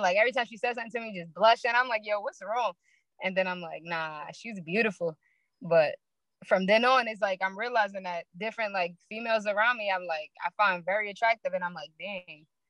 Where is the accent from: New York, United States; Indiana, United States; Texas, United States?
New York, United States; New York City; I'm from Brooklyn, New York. Marcy Projects to be exact